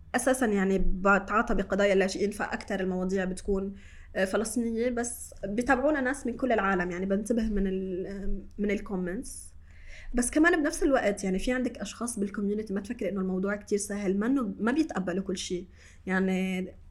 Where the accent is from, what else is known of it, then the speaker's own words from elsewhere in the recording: Shatila refugee camp, Beirut, Mount Lebanon, Lebanon; انا من مخيم شتيله انا اليوم ماني ساكنه من هون تحت بس انا جدا افخر وانتمي لهذا المكان يلي انا خلقت وتربيت فيه